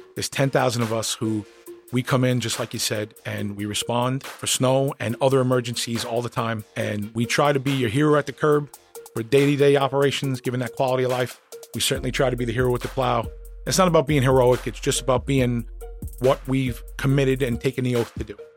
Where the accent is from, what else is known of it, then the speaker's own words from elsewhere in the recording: New York City, New York, United States; I grew up in Queens.